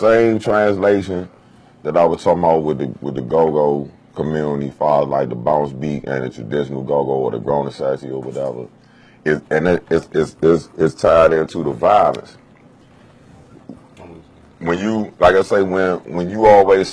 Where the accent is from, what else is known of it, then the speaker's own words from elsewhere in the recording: South Carolina, United States; now in Washington, D.C., United States; I'm from South Carolina